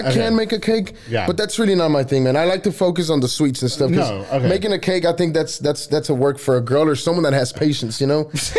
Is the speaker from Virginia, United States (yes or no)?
no; Waco, Texas, United States; also born or lived in San Luis Potosí, Mexico; Mm-hmm. I grew up here in Waco. I'm not from the States. I was born in a small town called San Luis, and that's in Mexico.